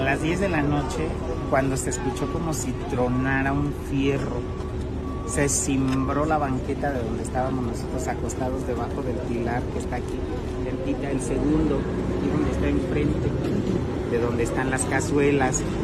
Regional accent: Tabasco, Mexico; moved away as an adult; now in Mexico City, Mexico; Yo no soy de aquí, yo soy tabasqueño, pero ya tengo más de 10 años aquí.

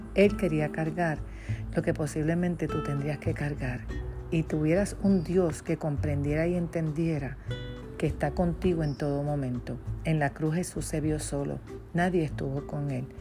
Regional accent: Puerto Rico; de Puerto Rico

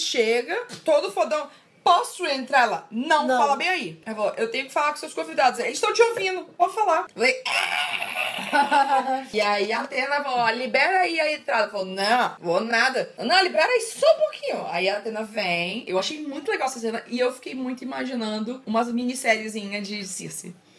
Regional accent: São Luís, Maranhão, Brazil; moved away as an adult; eu vivi minha vida inteira em São Luís, né? Tipo, até 18 anos

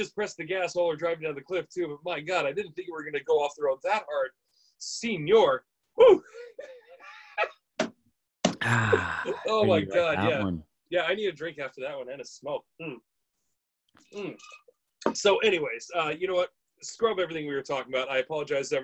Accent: United States; I'm an American

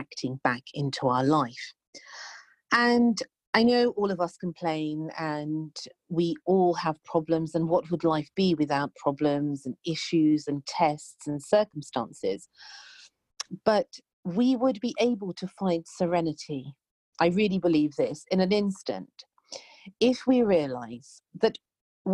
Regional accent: United Kingdom; I'm British

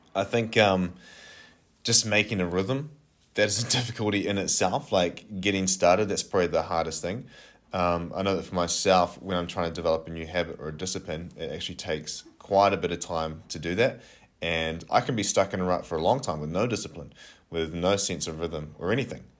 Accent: Napier, Hawke's Bay, New Zealand; moved away as an adult; now in Kapiti Coast, New Zealand; I am originally from Napier

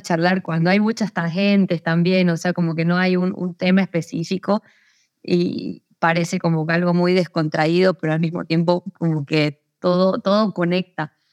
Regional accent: Santa Cruz de la Sierra, Santa Cruz, Bolivia; also born or lived in Córdoba, Argentina; yo nací en Santa Cruz

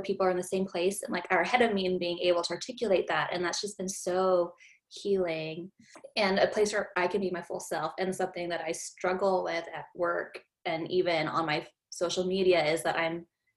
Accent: Japan; moved away as an adult; also born or lived in Philippines; now in United States; I'm Filipino, but I grew up in Japan

